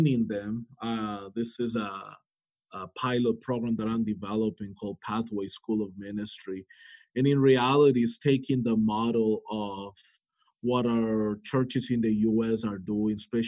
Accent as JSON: {"language": "English", "town": "Miami", "region": "Florida", "country": "United States", "tie": "born or raised there", "also_born_or_lived": "North Carolina / Colombia (ancestry)", "moved": "as an adult", "lives_now": "Vancouver, Canada", "said": "I come from Miami, Florida. That's where I grew up"}